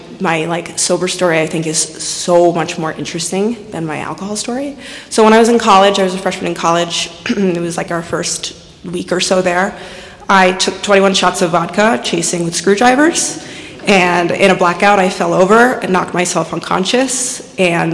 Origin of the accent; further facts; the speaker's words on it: Westchester, New York, United States; I was born and raised in Westchester.